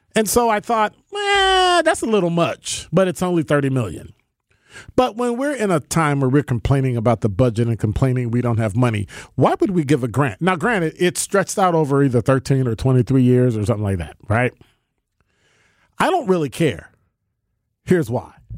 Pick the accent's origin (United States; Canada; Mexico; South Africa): United States; Chicago, Illinois; moved away as an adult; now in Milwaukee, United States; I'm from Chicago, born and raised